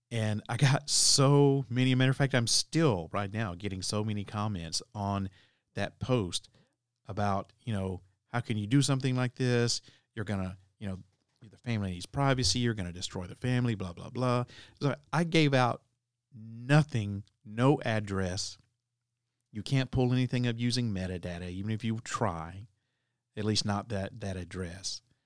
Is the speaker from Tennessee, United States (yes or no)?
yes; Tennessee, United States; my home state of Tennessee